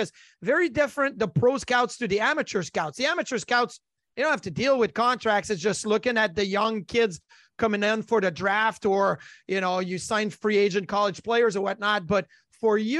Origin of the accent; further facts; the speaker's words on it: Quebec City, Quebec, Canada; growing up in Quebec City